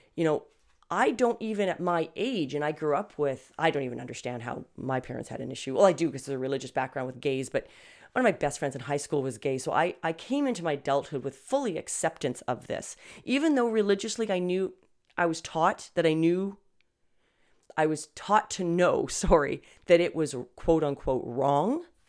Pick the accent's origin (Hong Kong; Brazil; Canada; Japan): Canada; I'm Canadian, guys, okay? So, not American.